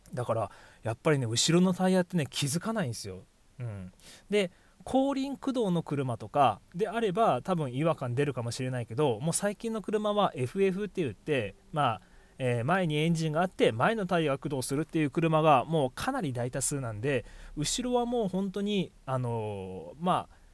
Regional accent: Miyazaki, Japan; 僕宮崎ですけど

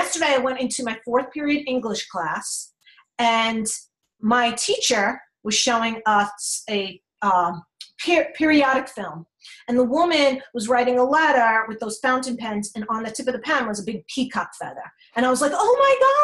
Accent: New York, United States; I'm from New York

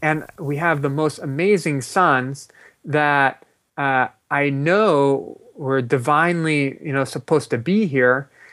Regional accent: Los Angeles, California, United States; I grew up in Los Angeles

